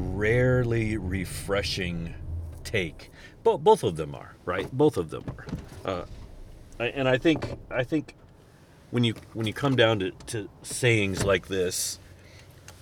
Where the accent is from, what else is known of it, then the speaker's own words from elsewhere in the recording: United States; It's kind of part of being American